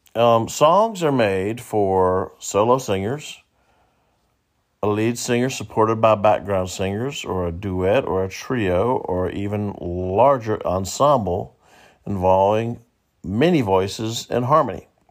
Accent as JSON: {"language": "English", "region": "the South", "country": "United States", "said": "I say y'all a lot, it's 'cause I'm from the South, and I live in the South"}